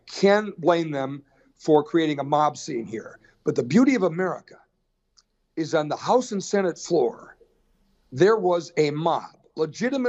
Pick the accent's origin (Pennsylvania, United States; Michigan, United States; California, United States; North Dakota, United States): North Dakota, United States; I'm some schmucko from North Dakota holed up in an office in the Capitol